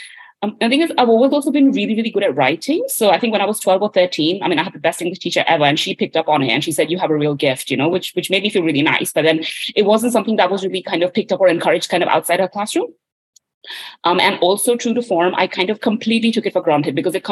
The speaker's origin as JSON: {"language": "English", "country": "India", "tie": "born or raised there", "moved": "as an adult", "lives_now": "London, United Kingdom", "said": "I was born and raised in India"}